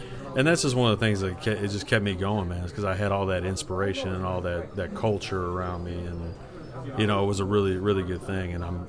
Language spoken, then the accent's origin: English; Los Angeles, California, United States; now in St. Louis, United States; Because I'm from California. I grew up in Los Angeles.